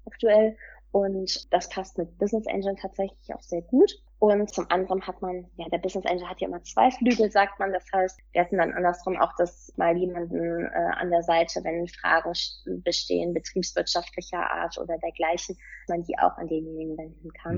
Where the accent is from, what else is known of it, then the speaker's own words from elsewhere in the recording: Cologne, North Rhine-Westphalia, Germany; komme aus Köln